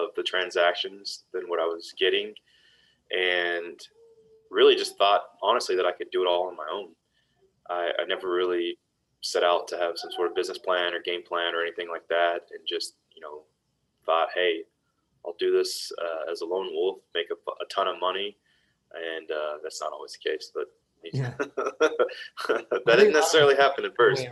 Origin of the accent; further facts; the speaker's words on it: Dallas, Texas, United States; born and raised in Dallas, Texas